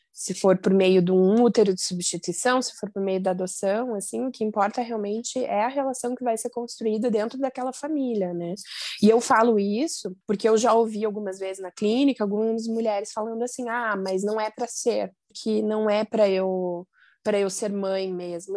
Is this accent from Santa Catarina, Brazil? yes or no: yes; Joinville, Santa Catarina, Brazil; now in Curitiba, Brazil; eu sou de Joinville, moro em Curitiba